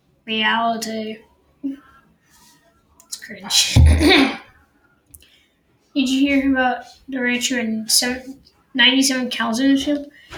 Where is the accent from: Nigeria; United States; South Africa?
United States; Denver, Colorado; I'm from Denver.